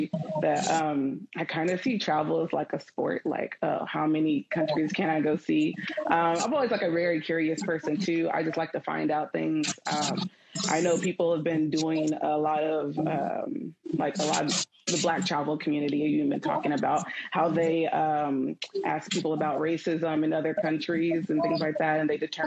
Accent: United States; I'm from America

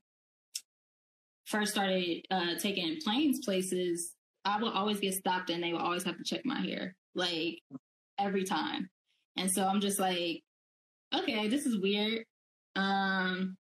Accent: Dayton, Ohio, United States; moved away as an adult; also born or lived in Pittsburgh; I'm from Dayton, which is, Dayton is like southwest Ohio

